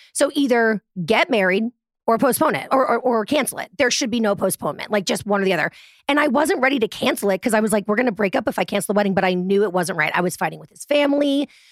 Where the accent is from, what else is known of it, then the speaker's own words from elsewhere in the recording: Boston, Massachusetts, United States; moved away; also born or lived in Manhattan, New York; And I'm from Boston